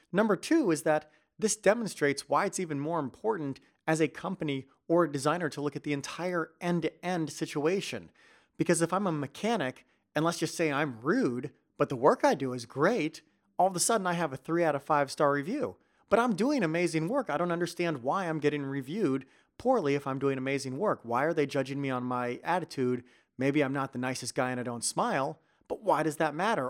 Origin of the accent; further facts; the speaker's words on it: United States; moved away as an adult; now in Netherlands; being an American and moving over to Netherlands